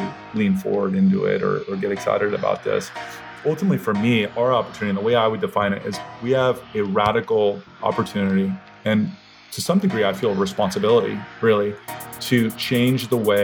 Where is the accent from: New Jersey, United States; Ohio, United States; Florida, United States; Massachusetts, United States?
Ohio, United States; Columbus; also born or lived in Texas; I was born in Texas, but grew up in Columbus, Ohio